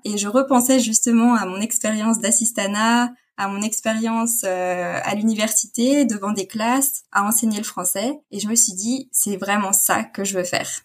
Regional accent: Rennes, Brittany, France; moved away as an adult; now in Frankfurt, Germany; alors je dirais bretonne, donc je viens de Rennes

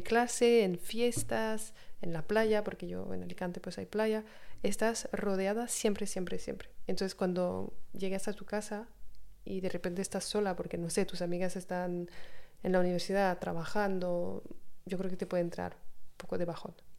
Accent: France; Spanish is a second language; moved away as an adult; also born or lived in Australia; yo soy de Francia

